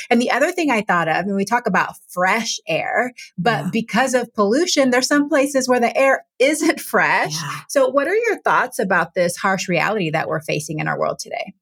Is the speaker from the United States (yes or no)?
yes; Texas, United States; now in Washington, United States; growing up in Texas and now living in Washington state